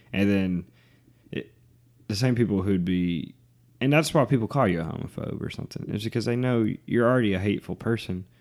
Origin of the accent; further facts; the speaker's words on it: the South, United States; we grew up in the South